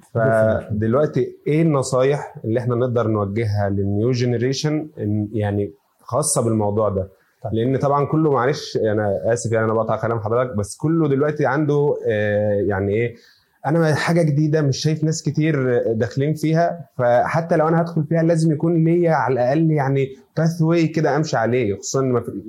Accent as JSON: {"language": "Arabic", "country": "Egypt", "said": "عندنا في مصر"}